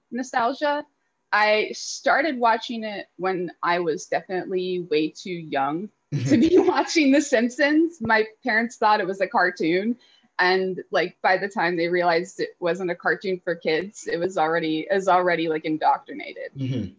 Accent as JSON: {"language": "English", "town": "Lexington", "region": "Kentucky", "country": "United States", "tie": "born or raised there", "said": "I grew up in Lexington, which is like the home of the University of Kentucky"}